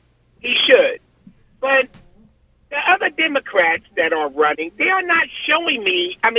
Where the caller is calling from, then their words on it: Newark, New Jersey, United States; from Newark.